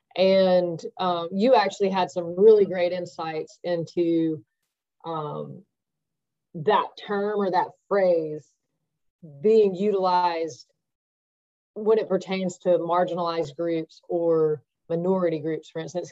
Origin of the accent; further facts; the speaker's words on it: the South, United States; growing up in the South and in a predominantly white environment